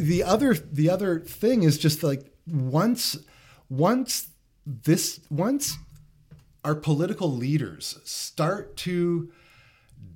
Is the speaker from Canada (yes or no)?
yes; Toronto, Ontario, Canada; I grew up in Toronto